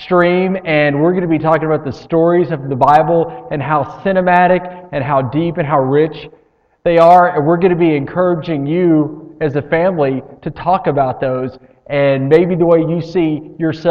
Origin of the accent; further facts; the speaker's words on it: United States; We're all from Lee County